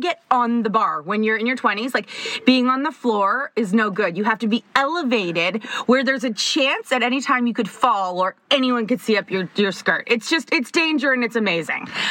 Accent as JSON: {"language": "English", "town": "Toronto", "region": "Ontario", "country": "Canada", "tie": "born or raised there", "said": "we are from Toronto, and uh, we both ended up at the same high school, a high school that is currently like five minutes from our house."}